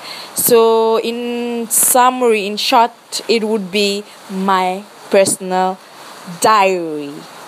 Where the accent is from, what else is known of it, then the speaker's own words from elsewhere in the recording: Fiji; Bulavinaka … I'm from Fiji